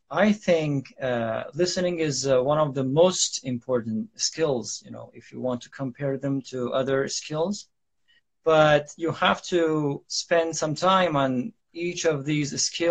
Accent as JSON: {"language": "English", "country": "Iran", "second_language": "English", "moved": "yes", "lives_now": "Istanbul, Turkey", "said": "I am from Iran too, but I reside in Istanbul, Turkey"}